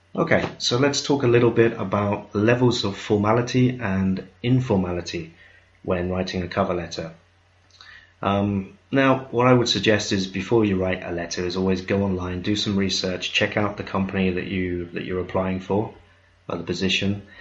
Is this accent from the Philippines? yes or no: no; United Kingdom; I'm British